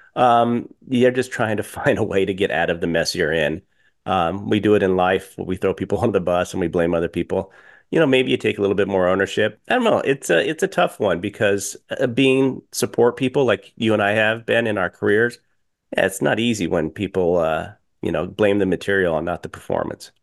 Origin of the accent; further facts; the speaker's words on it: Colorado, United States; now in Illinois, United States; I grew up in Colorado